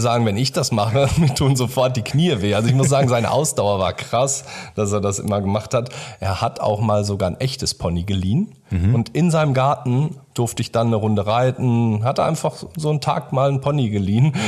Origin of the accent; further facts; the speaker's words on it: Germany; Wir sind beide hier in Deutschland geboren